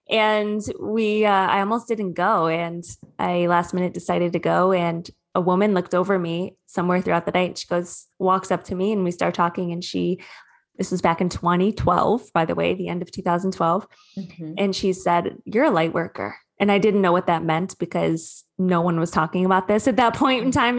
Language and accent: English; Sterling Heights, Michigan, United States; now in Southern California, United States; I'm originally from Michigan though. I'm a Midwest gal.